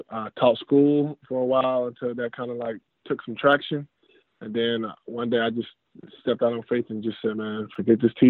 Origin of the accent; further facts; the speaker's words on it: Jackson, Mississippi, United States; also born or lived in Stillwater, Oklahoma; I was born in Stillwater, Oklahoma. Uh, I've traveled, lived in Missouri, Texas, Alabama, California, different places. But I reside in Jackson, Mississippi I claim Jackson, Mississippi. That's where I'm from.